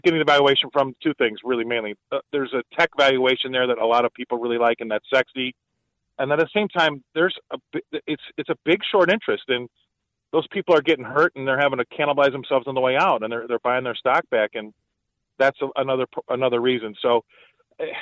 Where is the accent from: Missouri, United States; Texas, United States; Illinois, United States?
Illinois, United States; also born or lived in Arizona; now in Indiana, United States; my home state. Well, I'm in Indiana now, but I used to be in Illinois.